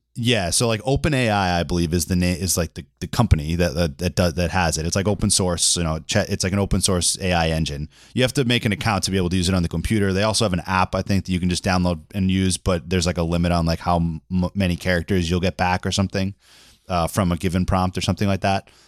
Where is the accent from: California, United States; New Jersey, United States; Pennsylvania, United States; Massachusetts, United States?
Massachusetts, United States; Boston; I was from Boston